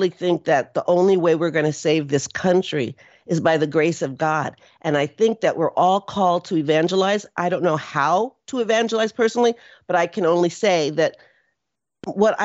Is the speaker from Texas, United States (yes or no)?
yes; Houston, Texas, United States; also born or lived in North Austin, Texas; now in Austin, United States; I'm from Houston